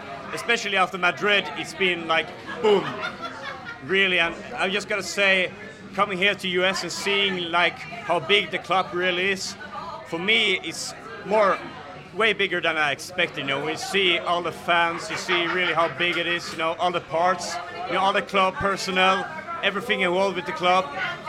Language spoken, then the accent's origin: English; Sweden; English is a second language; We came over from Sweden now and, you know, getting all these passes, you know, seeing the players, going to open training, meeting some players.